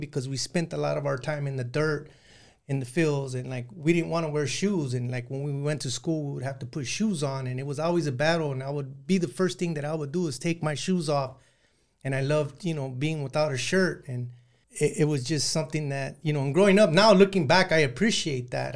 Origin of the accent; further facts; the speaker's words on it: San Joaquin Valley, Northern California, United States; now in Southern California, United States; I grew up in Northern California and in the Central Valley there in San Joaquin Valley